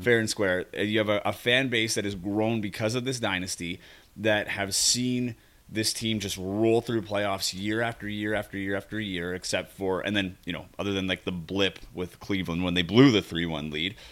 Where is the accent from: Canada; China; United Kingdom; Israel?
Canada; as a Canadian